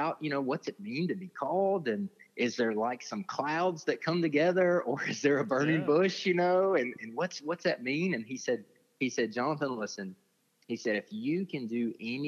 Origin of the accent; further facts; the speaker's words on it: Ozark, Alabama, United States; also born or lived in Germany; So I was born in Germany to a military family, and I grew up in Ozark, Alabama.